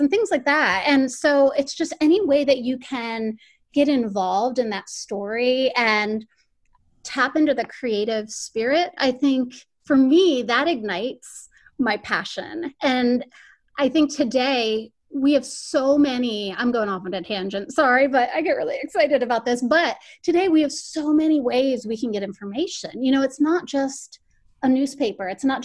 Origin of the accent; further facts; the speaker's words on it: Miami, Florida, United States; moved away as an adult; I'm originally from Miami, Florida. And so all my training for journalism and everything was down there